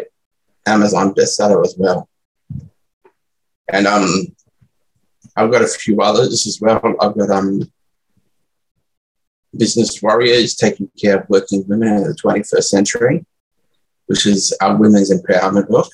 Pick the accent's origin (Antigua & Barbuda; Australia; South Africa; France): Australia; Brisbane, Queensland; I live in Brisbane, Australia, and I've lived here in Australia all my life